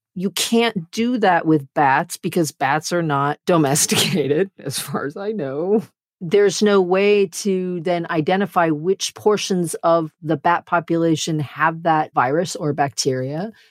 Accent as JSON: {"language": "English", "country": "United States", "said": "as an American"}